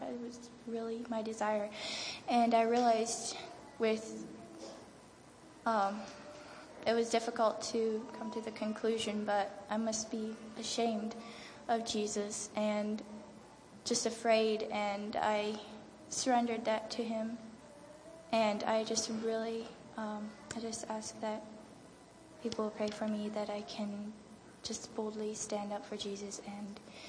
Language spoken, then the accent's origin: English; Maryland, United States; from the Eastern Shore of Maryland.